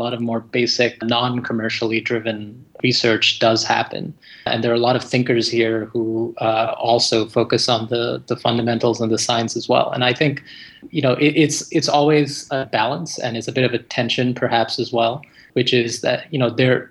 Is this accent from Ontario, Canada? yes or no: no; Alberta, Canada; moved away as an adult; now in California, United States; I grew up around the energy industry in Canada, which is, of course, the oil sands up in Alberta